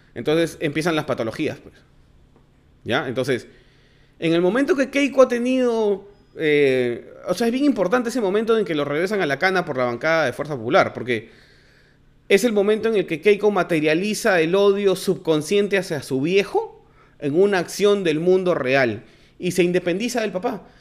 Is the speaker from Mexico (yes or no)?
no; Lince, Lima, Peru; yo soy de Lincoln, pues entonces ahí hay un montón de Nikkeis